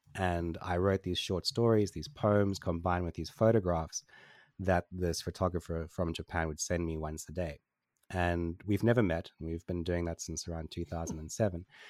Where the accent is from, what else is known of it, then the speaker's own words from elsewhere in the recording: Port Elizabeth, Eastern Cape, South Africa; I grew up in Port Elizabeth in, in South Africa.